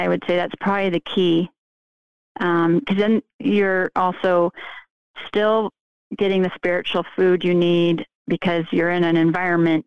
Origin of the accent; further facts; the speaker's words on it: California, United States; moved away as an adult; also born or lived in Utah / Chicago; I moved back to my hometown in California